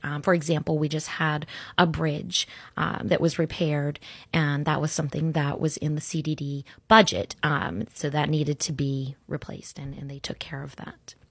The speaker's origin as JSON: {"language": "English", "town": "Orlando", "region": "Florida", "country": "United States", "tie": "born or raised there", "also_born_or_lived": "Sarasota, Florida", "said": "I grew up in Orlando"}